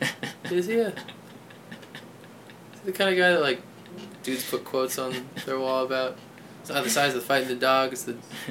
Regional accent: Bethlehem, Pennsylvania, United States; I grew up in Bethlehem, Pennsylvania, which is like the suburbs.

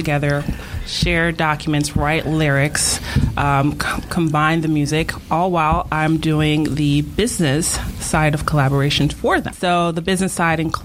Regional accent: Miami, Florida, United States; also born or lived in Tallahassee, Florida; Miami, Florida. I'm from Jamaican descent

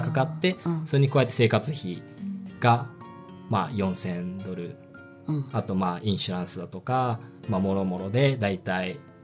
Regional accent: Tokyo, Japan; moved away as an adult; now in United States; 私は小学校、中学校、高校とあの日本東京の公立高校、はい、あまあ公立教育をずっと受けてきて

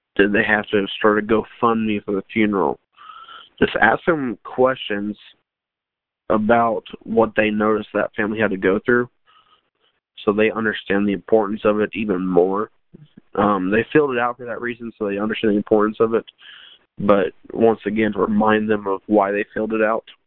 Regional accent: Lago Vista, Texas, United States; I was born and raised in Lago Vista, Texas

